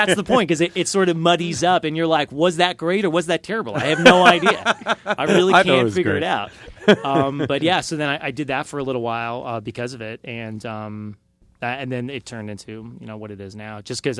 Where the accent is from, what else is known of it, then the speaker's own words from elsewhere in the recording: Australia; From being Australian.